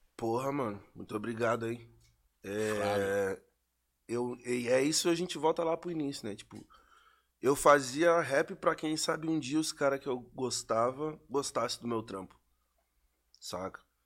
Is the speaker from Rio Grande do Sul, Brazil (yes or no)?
yes; Pelotas, Rio Grande do Sul, Brazil; lá de onde eu sou, que é Pelotas